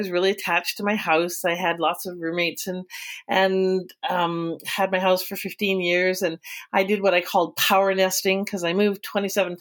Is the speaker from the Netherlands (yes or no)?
no; Calgary, Alberta, Canada; I was born, bred, and raised in Alberta in Calgary. And that's where home